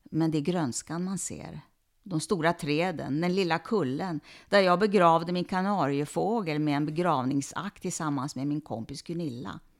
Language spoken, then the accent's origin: Swedish; Sweden; Som svensk jude